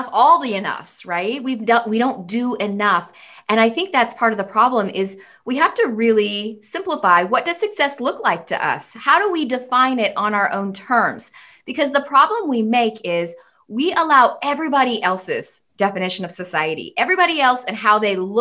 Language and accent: English; United States; I'm American.